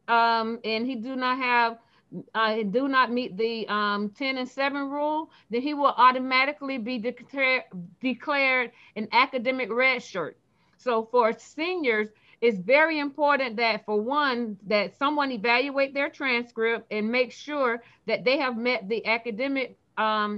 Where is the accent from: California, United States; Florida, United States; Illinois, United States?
Florida, United States; Fort Lauderdale; I'm from Fort Lauderdale, Florida